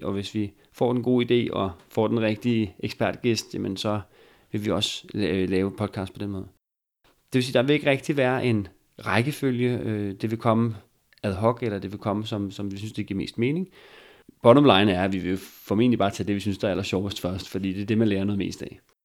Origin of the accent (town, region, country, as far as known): Bornholm, Capital Region of Denmark, Denmark; accent: Bornholm dialect